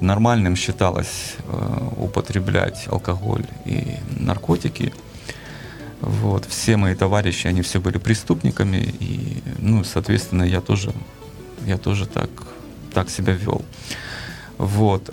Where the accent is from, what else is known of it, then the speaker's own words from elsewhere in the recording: Kyiv, Ukraine; я родился и вырос в Киеве.